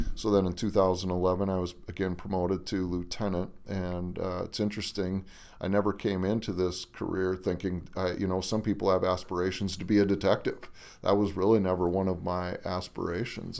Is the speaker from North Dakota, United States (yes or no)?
yes; Harvey, North Dakota, United States; moved away as an adult; now in Minnesota, United States; I was born in South Dakota and grew up in Harvey, North Dakota